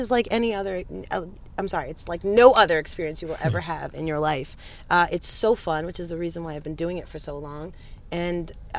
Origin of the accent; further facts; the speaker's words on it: New York, United States; now in Chicago, United States; That's right. I'm from New York.